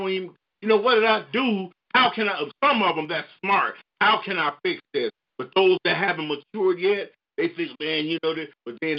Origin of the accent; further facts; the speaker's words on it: Chicago, Illinois, United States; I'm from Chicago. I'm from Inglewood.